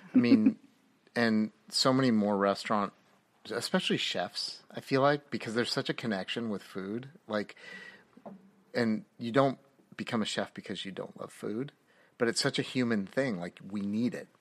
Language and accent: English; North Bay, California, United States; I grew up in Northern Cal-, the North Bay, North past the Bay